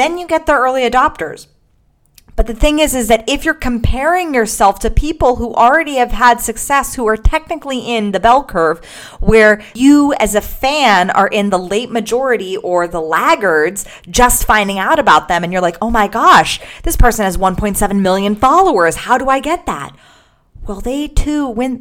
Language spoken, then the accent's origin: English; Los Angeles, California, United States; also born or lived in Gold Coast, Australia; I am currently in the Gold Coast of Australia, not in my hometown of Los Angeles